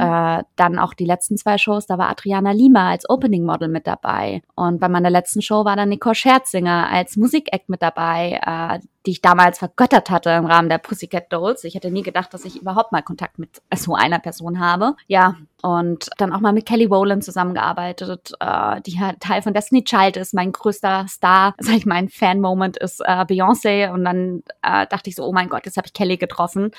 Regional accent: Freiburg, Baden-Württemberg, Germany; moved away as an adult; also born or lived in New York / Frankfurt; ich bin in Freiburg groß geworden, aber aus einer kleinen Stadt

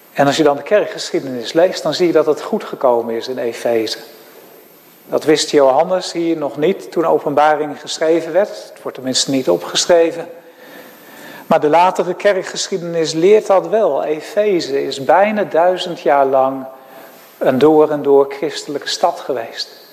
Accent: Netherlands; also born or lived in Graafstroom; als Nederlanders

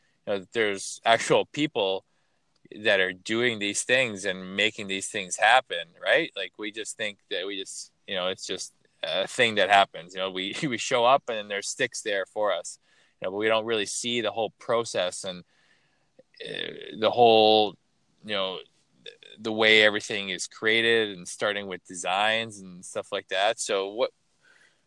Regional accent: Toronto, Ontario, Canada; I grew up in Toronto

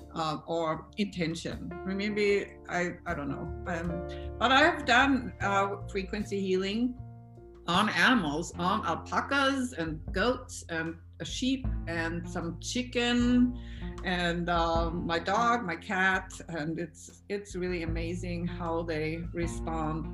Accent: Austria; English is a second language; I am from Austria. So please excuse my accent

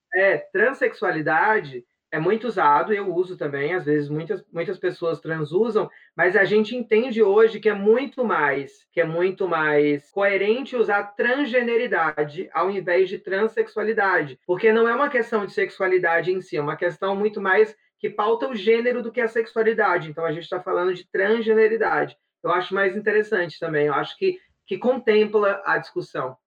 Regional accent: Vitória da Conquista, Bahia, Brazil; moved away as an adult; now in São Paulo, Brazil; eu sou de Vitória da Conquista, sertão da Bahia

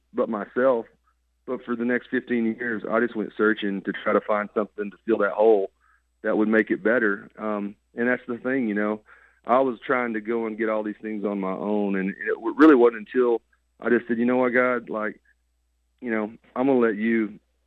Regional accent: Arkansas, United States; I grew up in Arkansas.

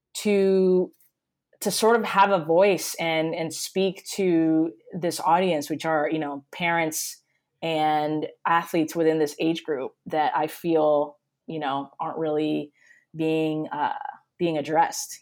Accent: Puerto Rico; moved away as an adult; also born or lived in Connecticut, United States; now in Miami, United States; I was born and raised in Puerto Rico

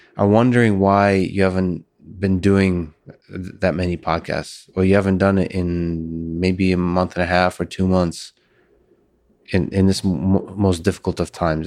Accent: Russia; moved away; I was born in Russia

